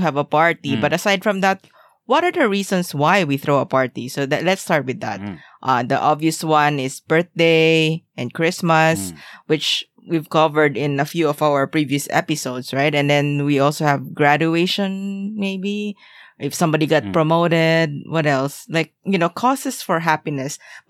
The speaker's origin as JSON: {"language": "English", "country": "Philippines", "tie": "born or raised there", "said": "See, that's the kind of thing that you would only learn while growing up in the Philippines because you didn't really have enough money to do these things."}